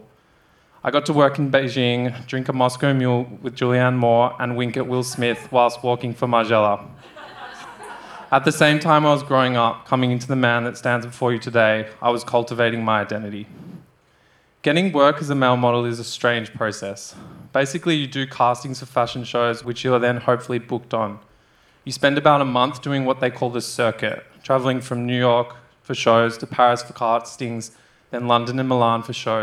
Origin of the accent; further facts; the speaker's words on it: Australia; moved away as an adult; growing up in Australia